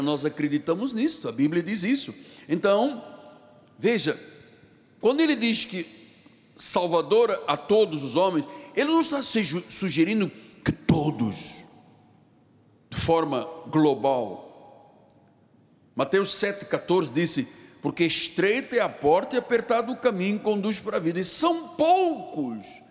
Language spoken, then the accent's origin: Portuguese; Luanda, Luanda Province, Angola; now in Rio de Janeiro, Brazil; eu nasci num país muito distante daqui, em África. Eu sou africano de Angola, de Luanda